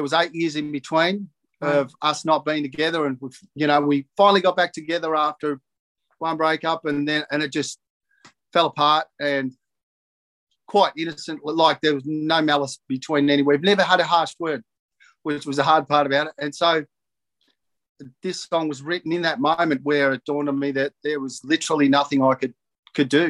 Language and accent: English; Narrandera, New South Wales, Australia; also born or lived in Cobram, Victoria; my growing up in Narandra and Cobram